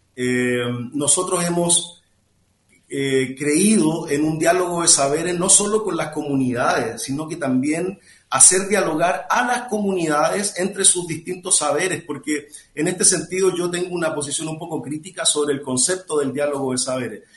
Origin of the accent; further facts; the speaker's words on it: Chile; now in Mexico; yo soy chileno